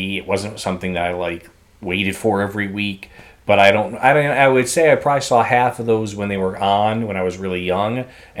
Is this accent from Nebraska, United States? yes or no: no; Houston, Texas, United States; I grew up outside of Houston and Galveston Island.